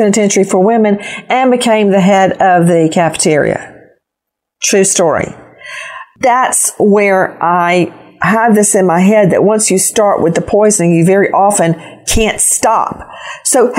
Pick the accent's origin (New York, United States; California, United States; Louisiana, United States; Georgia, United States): Georgia, United States; Macon; my hometown of Macon, Georgia